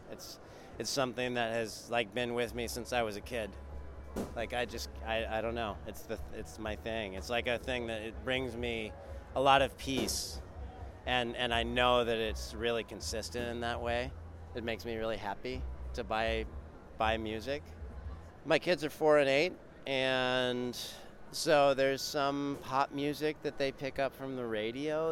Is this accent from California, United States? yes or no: yes; California, United States; moved away as an adult; now in North Carolina, United States; I'm I'm from California